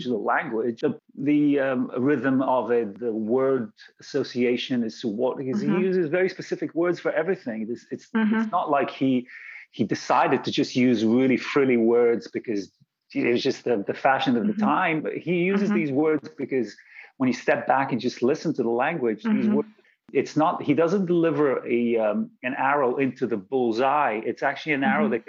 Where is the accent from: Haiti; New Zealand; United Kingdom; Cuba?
United Kingdom; London; also born or lived in Bulgaria; But I was actually born in Bulgaria. I was born in Bulgaria. And then we moved to London where I went to school. And then I actually moved back to Bulgaria for a little bit